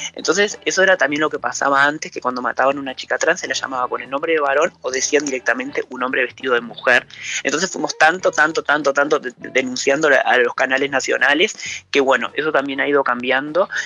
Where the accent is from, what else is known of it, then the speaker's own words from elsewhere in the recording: Rocha, Uruguay; yo soy rochense, yo nací, me crié acá